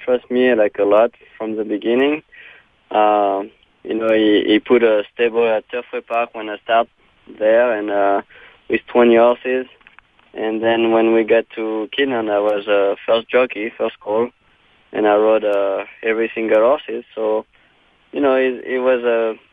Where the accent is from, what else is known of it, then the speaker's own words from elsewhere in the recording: Chantilly, Hauts-de-France, France; moved away as an adult; also born or lived in Southern California; I grew up around Chantilly, so it's about 25 minutes north of Paris.